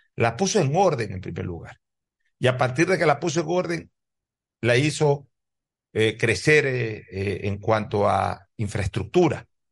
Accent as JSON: {"language": "Spanish", "town": "Guayaquil", "region": "Guayas", "country": "Ecuador", "tie": "born or raised there", "said": "Guayaquil no solamente que es mi ciudad natal"}